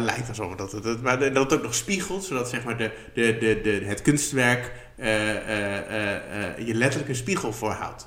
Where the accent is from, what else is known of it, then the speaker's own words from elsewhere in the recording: Barneveld, Gelderland, Netherlands; in Barneveld, waar ik vandaan kom